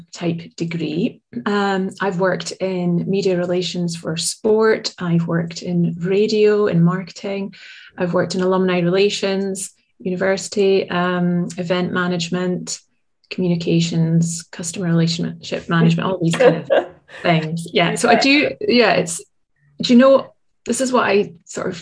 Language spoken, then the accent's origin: English; Aberdeen, Scotland, United Kingdom; living in my hometown of Aberdeen